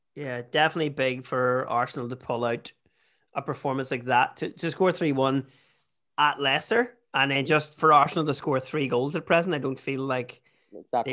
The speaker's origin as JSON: {"language": "English", "country": "Ireland", "also_born_or_lived": "Toronto", "said": "we're Irish."}